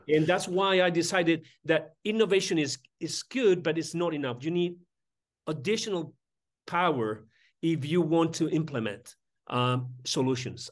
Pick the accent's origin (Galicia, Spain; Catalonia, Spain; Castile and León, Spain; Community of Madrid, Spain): Community of Madrid, Spain; Madrid; I was born in Madrid and I was raised in Madrid.